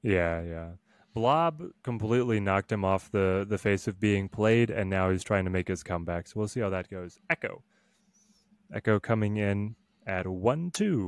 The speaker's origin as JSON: {"language": "English", "town": "Dallas", "region": "Texas", "country": "United States", "said": "I'm from the South. I'm from Dallas"}